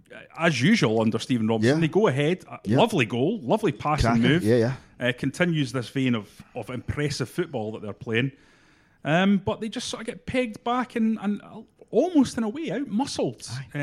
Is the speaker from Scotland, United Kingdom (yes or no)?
yes; Scotland, United Kingdom; It's one of those that we laugh because we're Scottish football fans.